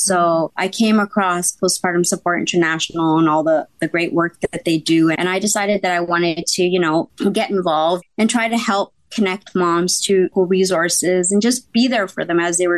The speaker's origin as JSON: {"language": "English", "country": "Canada", "said": "I'm from Canada."}